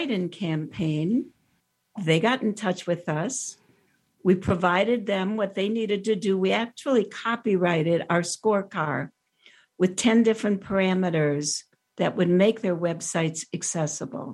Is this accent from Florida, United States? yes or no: yes; Miami, Florida, United States; My hometown, right here